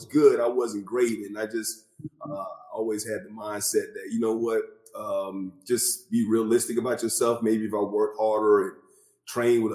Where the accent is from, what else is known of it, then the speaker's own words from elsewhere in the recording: Bessemer, Alabama, United States; I grew up in Bessemer, Alabama